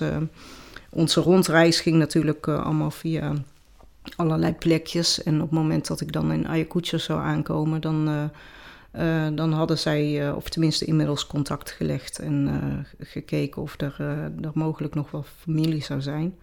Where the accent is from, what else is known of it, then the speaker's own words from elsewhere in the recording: North Brabant, Netherlands; accent: Brabantse; also born or lived in Peru; de Brabantse accent